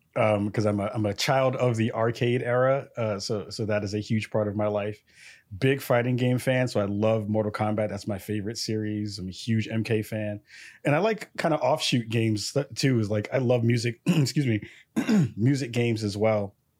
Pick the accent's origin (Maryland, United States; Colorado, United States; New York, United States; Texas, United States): New York, United States; New York City; now in Portland, United States; I'm from the Bronx, New York. I'm out in Portland, Oregon